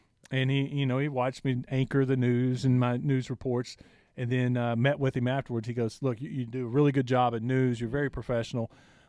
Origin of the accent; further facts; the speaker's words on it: East Texas, United States; moved away as an adult; also born or lived in Victoria, Texas; now in Arkansas, United States; Growing up in East Texas